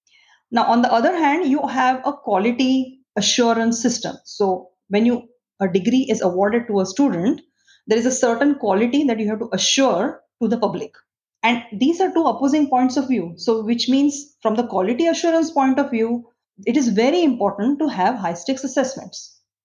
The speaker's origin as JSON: {"language": "English", "country": "India", "moved": "as an adult", "said": "I come from India. I used to do physiology research in India"}